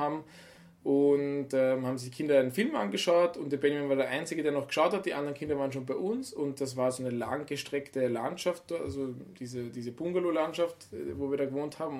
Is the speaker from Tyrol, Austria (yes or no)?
no; Vienna, Austria; moved away; wir kommen ja aus der Stadt, aus Wien